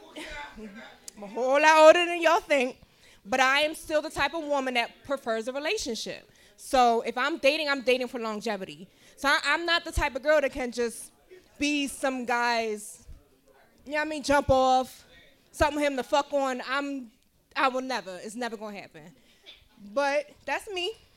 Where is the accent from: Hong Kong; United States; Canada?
United States; Philadelphia, Pennsylvania; I know I got a weird accent, but I'm born and raised in Philly